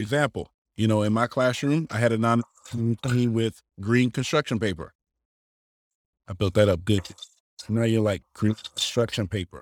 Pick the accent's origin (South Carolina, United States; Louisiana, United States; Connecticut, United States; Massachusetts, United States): South Carolina, United States; Manning; I'm originally from Manning, South Carolina